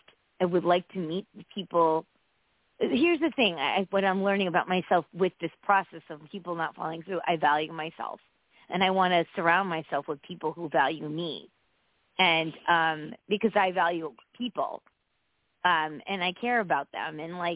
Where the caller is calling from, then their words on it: Connecticut, United States; from Connecticut.